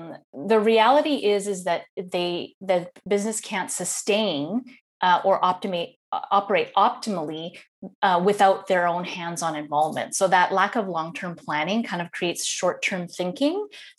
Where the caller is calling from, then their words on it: Netherlands; So today I am calling in from Holland in the Netherlands.